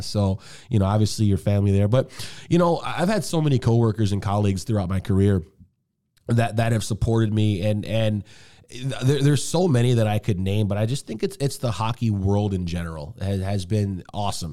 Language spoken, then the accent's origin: English; Detroit, Michigan, United States; moved away as an adult; also born or lived in Bowling Green; now in Seattle, United States; I grew up in Detroit.